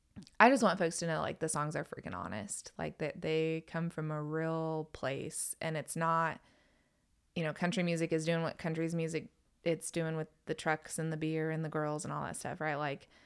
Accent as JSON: {"language": "English", "region": "North Carolina", "country": "United States", "said": "But, man, I came from North Carolina."}